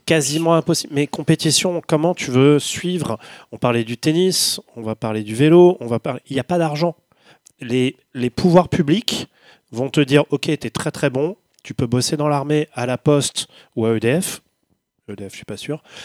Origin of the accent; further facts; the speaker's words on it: Paris, Île-de-France, France; Moi, je suis parisien, je vis à Paris